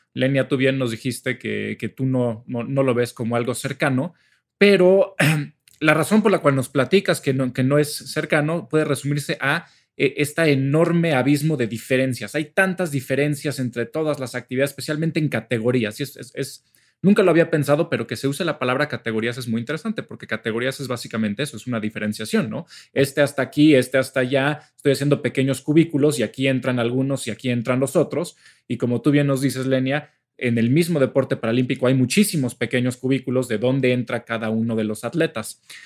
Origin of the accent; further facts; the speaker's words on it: Mexico; somos pinches mexicanos